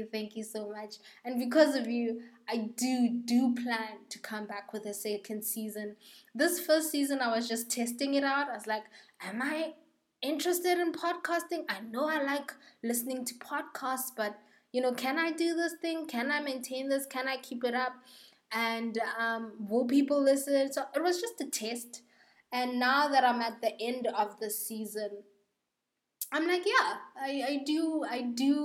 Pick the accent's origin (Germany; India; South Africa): South Africa; South Africa, my home country